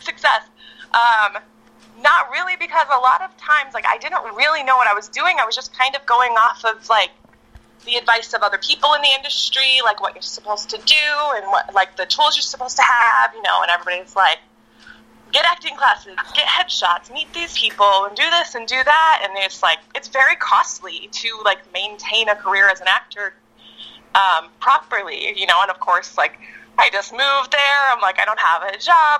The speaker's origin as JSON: {"language": "English", "town": "Victorville", "region": "California", "country": "United States", "tie": "born or raised there", "also_born_or_lived": "Apple Valley, California / Hesperia, California", "lives_now": "Los Angeles, United States", "said": "I was born in Apple Valley and went to school in Hesperia. Eventually, we settled in Victorville. And then I moved from Victorville to LA at 18."}